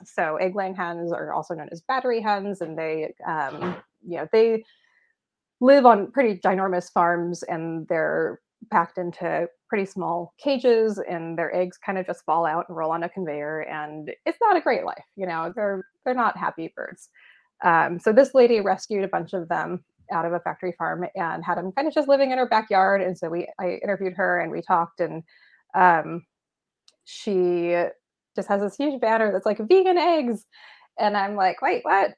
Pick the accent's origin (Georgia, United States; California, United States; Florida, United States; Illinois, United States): California, United States; San Francisco; moved away as an adult; now in Willamette Valley, Oregon, United States; I was born and raised in San Francisco.